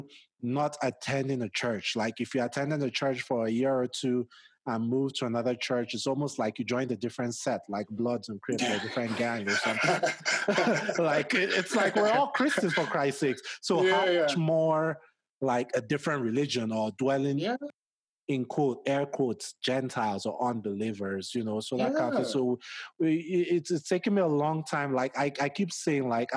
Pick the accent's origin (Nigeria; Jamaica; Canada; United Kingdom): Nigeria; now in United States; growing up in Nigeria is extremely conservative